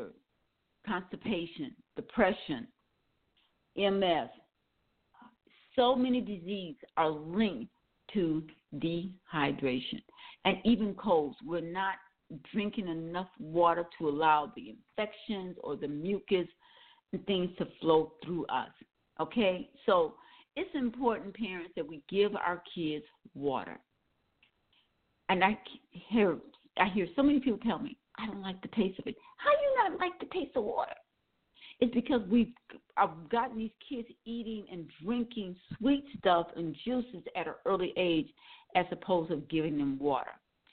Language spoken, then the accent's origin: English; Milwaukee, Wisconsin, United States; As I said, I'm from Wisconsin, Milwaukee, Wisconsin, and years ago, not now, years ago, I used to be able to tell you when it was going to rain and when the temperature was going to drop.